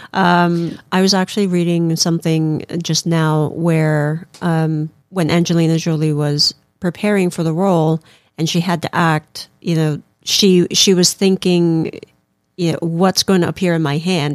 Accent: Philippines; moved away; growing up in the Philippines, we, you know, we, we learned about the Bible

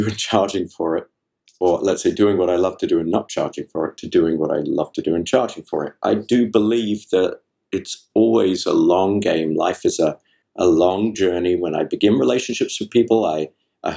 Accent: England, United Kingdom; I'm from England

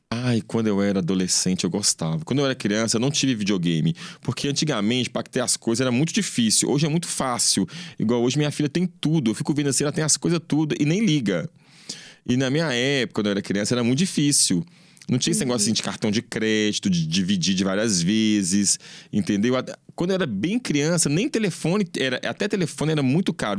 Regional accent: Belo Horizonte, Minas Gerais, Brazil; born or raised there

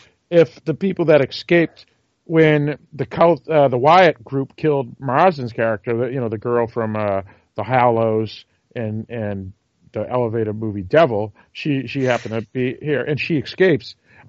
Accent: New England, United States; I'm from New England.

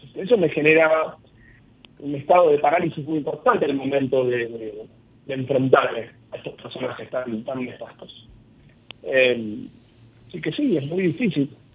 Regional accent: Argentina; mi experiencia como argentino

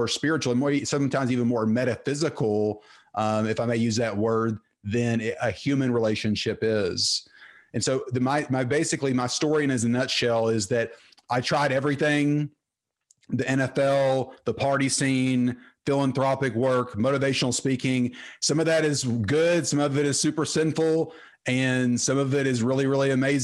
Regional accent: Terrell, Texas, United States; I grew up in Terrell, Texas, played football there

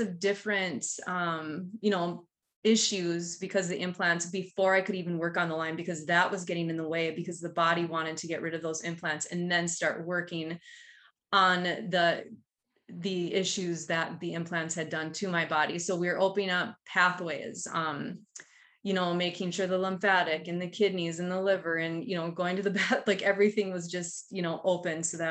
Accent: Duluth, Minnesota, United States; I'm from Duluth, Minnesota

